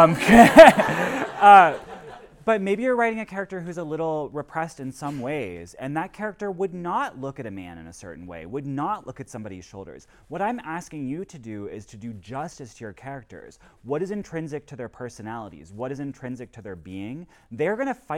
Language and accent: English; West Virginia, United States; as a gay man growing up in West Virginia